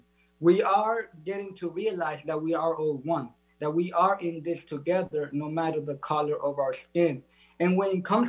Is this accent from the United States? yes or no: yes; United States; And as a Dominican kid, I always grew up, you know, with Haitians as my neighbors. And we always had this separation just because of the color of our skin. We always had this separation of here in the United States, me growing up